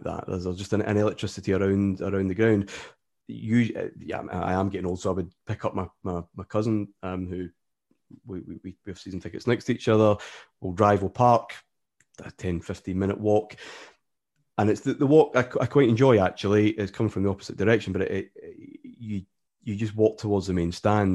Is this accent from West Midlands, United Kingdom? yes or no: no; Glasgow, Scotland, United Kingdom; also born or lived in Ayrshire; I was born in Ayrshire, which is, uh, probably about forty miles from Glasgow, and then moved quite quickly up near the city, just out in suburbia, where I've pretty much been ever since